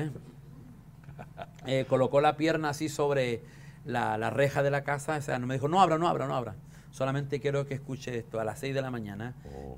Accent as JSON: {"language": "Spanish", "region": "southern Chile", "country": "Chile", "tie": "born or raised there"}